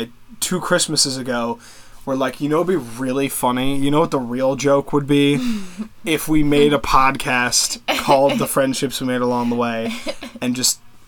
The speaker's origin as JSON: {"language": "English", "town": "Philadelphia", "region": "Pennsylvania", "country": "United States", "tie": "born or raised there", "also_born_or_lived": "Florida"}